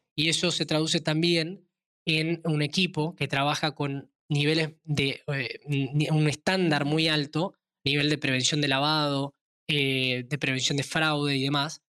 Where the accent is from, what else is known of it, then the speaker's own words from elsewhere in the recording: Tucumán, Argentina; soy nacido en Tucumán, una provincia pequeña al norte de Argentina, actualmente también basado en Argentina